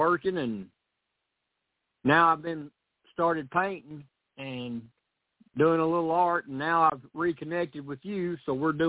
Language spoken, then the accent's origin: English; Tennessee, United States; accent: southern; also born or lived in Missouri; I was born and raised in Tennessee. Moved to Missouri for 4 years, but my dad decided he was tired of not being able to see a hill. He was tired of flat land, so we moved back to Tennessee where he could see a hill